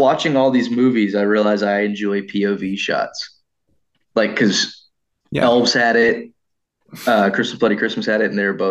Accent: Texas, United States; I am from Texas.

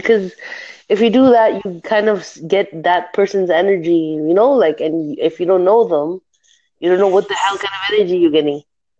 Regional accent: Canada; I'm from Canada.

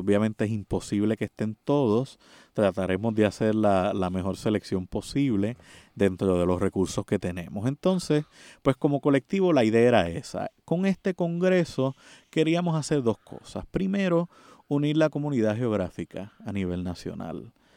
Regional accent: Puerto Rico; nuestra condición política de Puerto Rico

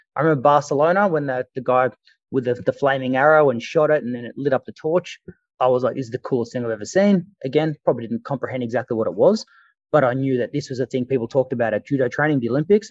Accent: Australia; as an Australian

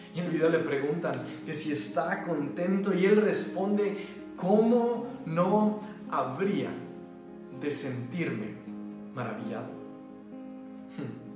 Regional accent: Mexico; somos mexicanos

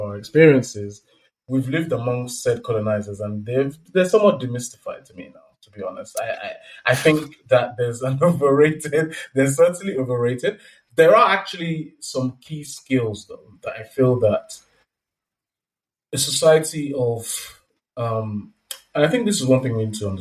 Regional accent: Nigeria; we're both from Nigeria

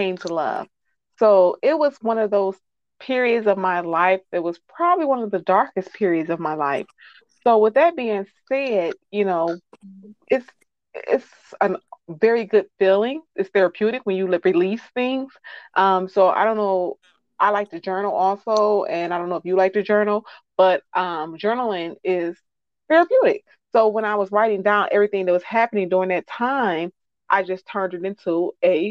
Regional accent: Detroit, Michigan, United States; I am from Detroit, Michigan

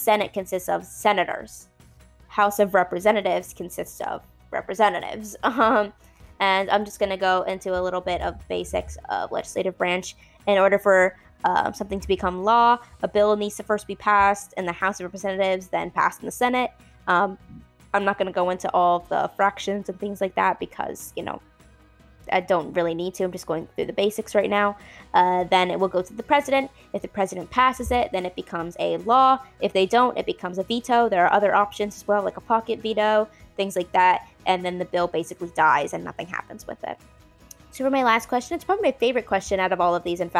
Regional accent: Florida, United States; I'm from Florida

